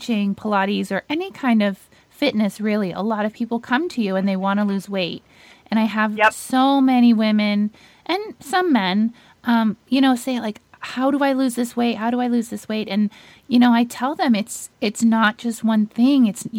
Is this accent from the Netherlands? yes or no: yes; Netherlands; moved away; I'm from Holland. And whenever I go visit my family there